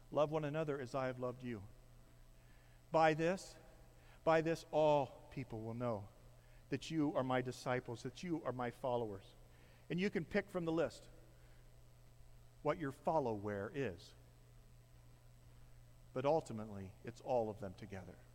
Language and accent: English; Midwest, United States; my overcoat that I don't think I've worn since I was from the Midwest.